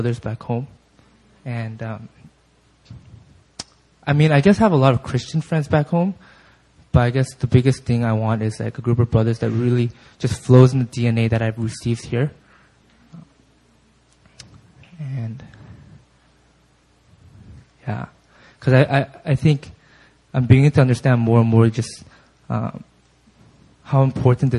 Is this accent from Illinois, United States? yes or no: no; California, United States; moved away as an adult; growing up in California, I just really grew up in a bubble